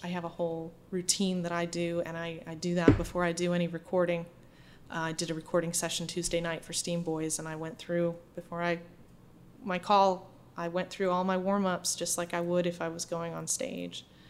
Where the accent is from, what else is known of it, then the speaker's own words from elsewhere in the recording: Holden, Maine, United States; moved away as an adult; also born or lived in New York City; I'm from a small town outside of Bangor um, mm-hmm. called Holden, and um, I, my family has been there for generations.